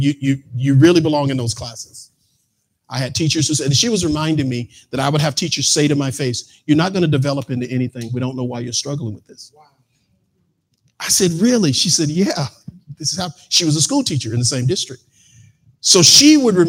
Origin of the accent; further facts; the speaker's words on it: Mississippi, United States; I'm from Mississippi.